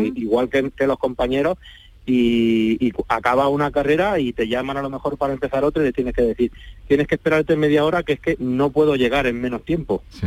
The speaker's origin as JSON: {"language": "Spanish", "area": "Santiago de la Espada area", "region": "Andalusia", "country": "Spain", "said": "que salir de Andalucía para poder llegar a, mi pueblo"}